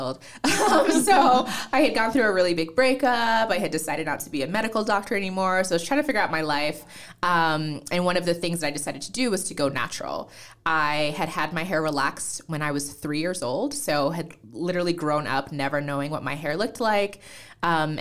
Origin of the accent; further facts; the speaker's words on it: New Jersey, United States; accent: American; also born or lived in Nigeria; that's how I ended up in the U.S. And then we grew up in New Jersey. So I'm a Jersey girl